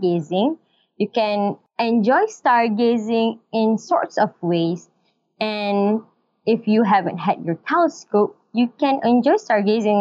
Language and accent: English; Malaysia; I'm from Malaysia, and I'm a teacher, an English